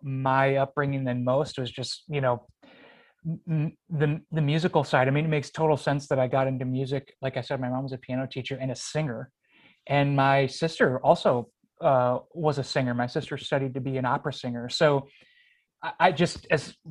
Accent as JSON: {"language": "English", "town": "Fairport", "region": "New York", "country": "United States", "tie": "born or raised there", "said": "I was born and raised here and I grew up in Fairport."}